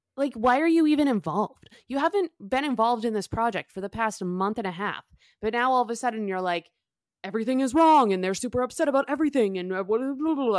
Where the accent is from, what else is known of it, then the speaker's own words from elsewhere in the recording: Boston, Massachusetts, United States; I'm from Boston